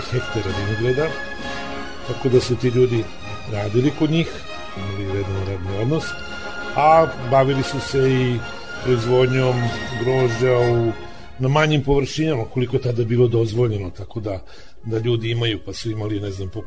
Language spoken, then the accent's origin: Croatian; Vršac, Vojvodina, Serbia; ja sam iz Vrsa, rodom i živim i sada, a imam podrum vina u Gudrici, to držimo iz 20 godina.